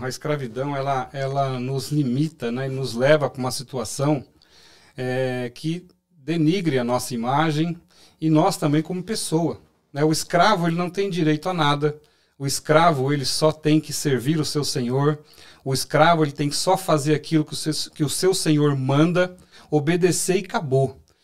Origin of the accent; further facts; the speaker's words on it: São Paulo, Brazil; eu sou de São Paulo